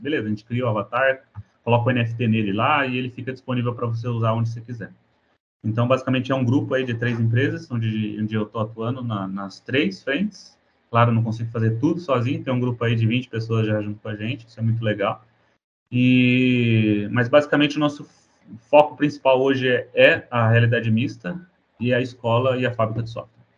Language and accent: Portuguese; São José dos Campos, São Paulo, Brazil; moved away as an adult; also born or lived in Porto, Portugal; eu sou do Brasil, sou brasileiro, sou de, do interior de São Paulo, de São José dos Campos